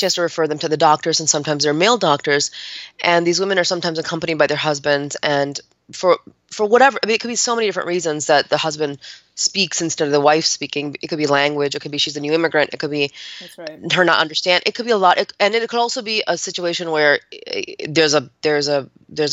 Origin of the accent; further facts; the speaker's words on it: United States; I wasn't born here, but I was raised in the United States of America